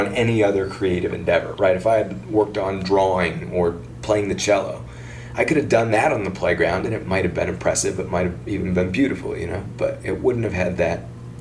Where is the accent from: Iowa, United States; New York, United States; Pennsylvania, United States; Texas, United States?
Iowa, United States; Ames; I grew up in Ames, Iowa.